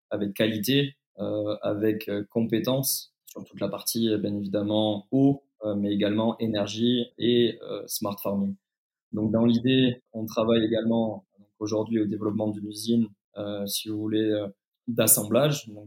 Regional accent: France; pour moi fait sens parce que encore une fois je suis je suis français.

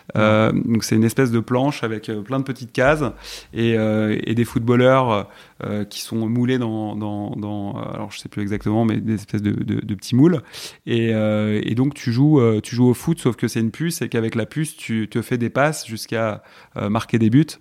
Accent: Malakoff, Île-de-France, France; also born or lived in Puteaux / Paris; J'ai grandi à Malakoff, Mmh. Voilà, je suis né à Puteaux exactement dans le 92.

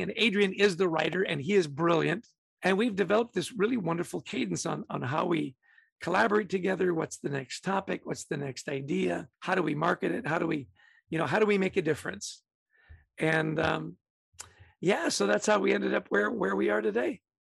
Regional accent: Vancouver, British Columbia, Canada; also born or lived in Edmonton, Alberta; I grew up in Canada. I was born in Edmonton, Alberta, really grew up in Vancouver, British Columbia

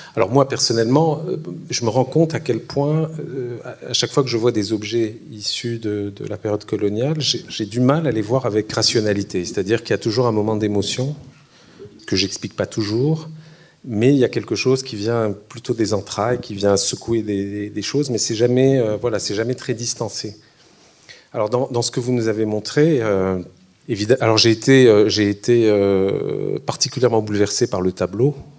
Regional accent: Algeria; chez nous en Algérie

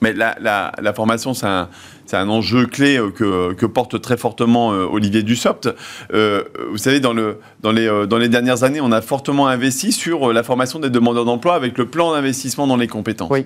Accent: Hauts-de-France, France; je viens des Hauts-de-France

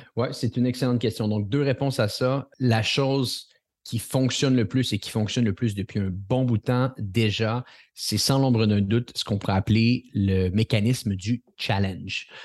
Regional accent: Montreal, Quebec, Canada; accent: Quebec; je ne suis pas de la France. Je suis, euh, je suis du Canada. Je vis euh, à Montréal, au Québec

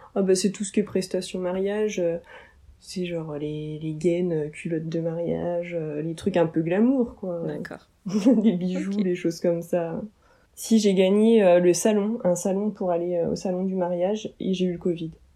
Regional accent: Oise, Picardy, Hauts-de-France, France; on est de l'Oise, en Picardie.

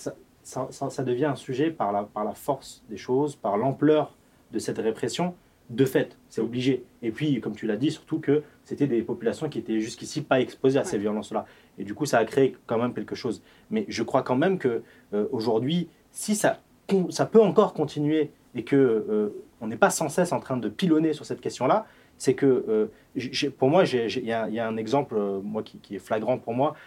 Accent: Échirolles, Auvergne-Rhône-Alpes, France; je suis issu de, de, la banlieue sud de Grenoble. J'habitais, enfin j'ai grandi à Échirol

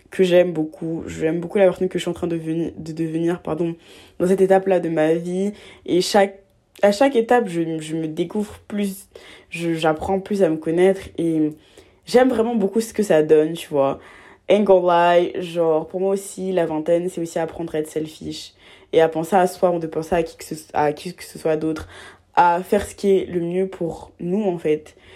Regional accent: Abidjan, Côte d’Ivoire; now in France; j'ai, hum, je viens de, j'ai vécu toute ma vie en Côte d'Ivoire. Euh, je viens d'Abidjan et tout. Et bah, je suis arrivée seule en France et tout ça.

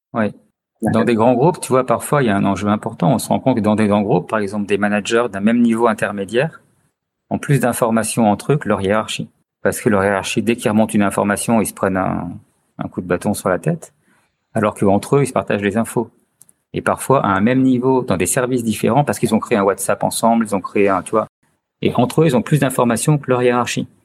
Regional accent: Chartreuse, Auvergne-Rhône-Alpes, France; now in Lyon, France; suis originaire de la Chartreuse. Donc j'ai fait beaucoup de ski euh, quand j'étais enfant

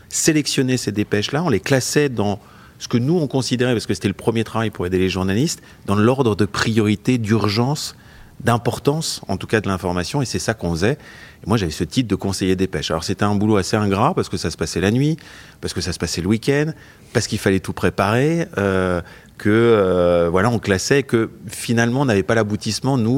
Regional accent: Bois-d'Amont, Bourgogne-Franche-Comté, France; also born or lived in Switzerland; parce que j'étais originaire du Jura, du village de Bois d'Amont, qui est un village où il n'y avait pas de maternité

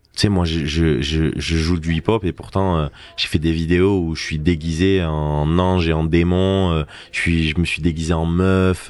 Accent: Agde, Occitania, France; je suis du Cap d'Agde. J'ai mhm. grandi au Cap d'Agde

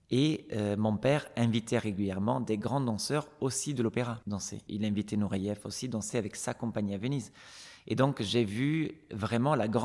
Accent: Stockholm, Stockholm County, Sweden; born there; Et donc, en fait, je suis née à Stockholm, mais je n'ai

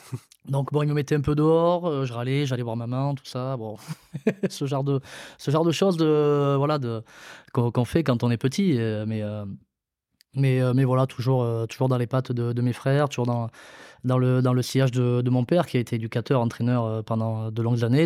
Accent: Mont-de-Marsan, Nouvelle-Aquitaine, France; J'ai eh, grandi à, à Mont-Marsan, du coup, dans le quartier du, du Bélier voilà, quartier très très sympa, euh, dans Mont-de-Marsan

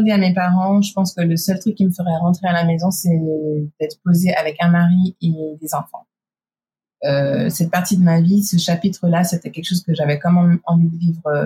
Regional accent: United States; parce que je suis américaine

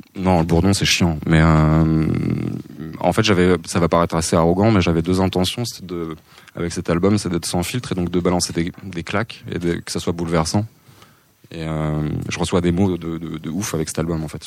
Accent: Saint-Brieuc, Brittany, France; Je suis né à Saint-Brieuc

